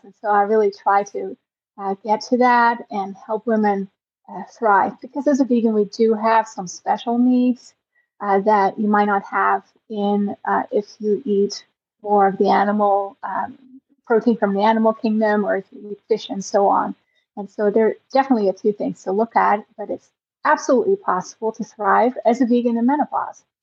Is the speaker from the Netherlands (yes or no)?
yes; Netherlands; I grew up in the Netherlands